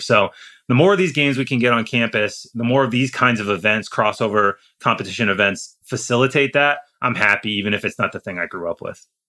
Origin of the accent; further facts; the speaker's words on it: Iowa, United States; moved away; also born or lived in Indiana / Chicago; I grew up in Iowa. I went to Indiana. So I'm, uh, you know, I lived in Chicago for six years